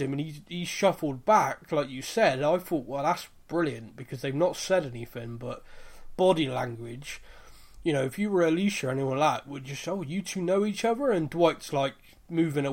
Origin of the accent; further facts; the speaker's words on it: United Kingdom; being a Brit